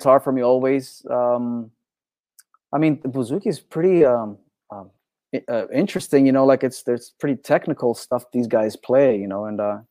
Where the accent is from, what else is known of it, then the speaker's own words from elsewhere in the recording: Thessaloniki, Central Macedonia, Greece; Correct. Yeah, I was.